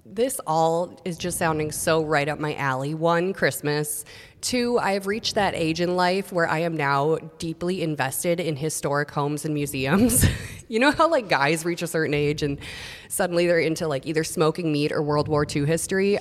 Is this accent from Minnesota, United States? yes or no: yes; Long Prairie, Minnesota, United States; As a kid, I remember going because I'm from Long Prairie, so half an hour to this movie theater, closest one. And I saw so many movies growing up there